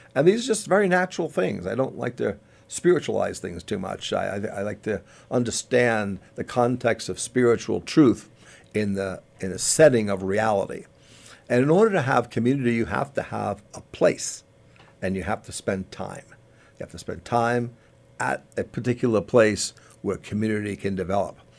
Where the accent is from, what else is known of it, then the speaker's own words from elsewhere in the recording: Long Island, New York, United States; I grew up on Long Island. I grew up near the beaches of Long Island